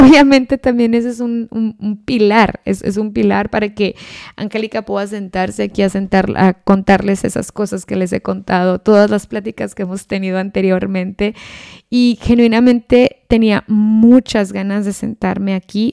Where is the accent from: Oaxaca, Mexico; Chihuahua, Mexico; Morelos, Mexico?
Chihuahua, Mexico; Ciudad Juárez; moved away; la misma ciudad donde yo soy, de Ciudad Juárez, Chihuahua